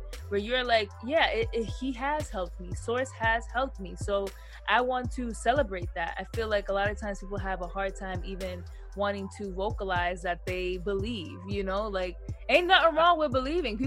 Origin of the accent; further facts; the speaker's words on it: United States; I'm Black and I'm born in America.